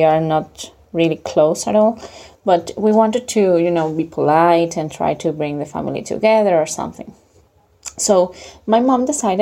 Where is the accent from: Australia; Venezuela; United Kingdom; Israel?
Venezuela; English is a second language; now in Europe; I'm from Venezuela, but currently living in Europe.